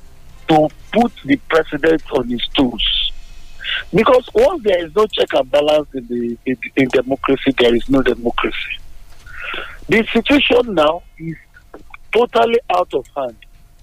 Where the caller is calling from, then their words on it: Abeokuta, Ogun State, Nigeria; I'm calling from Abeokuta.